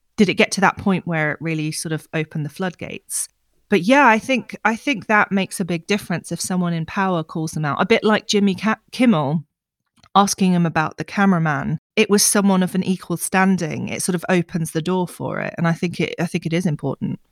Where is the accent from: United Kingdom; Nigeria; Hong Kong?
United Kingdom